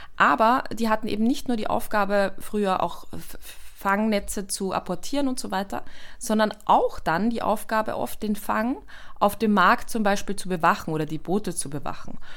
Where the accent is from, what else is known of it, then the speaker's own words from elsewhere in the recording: Austria; bei uns in Österreich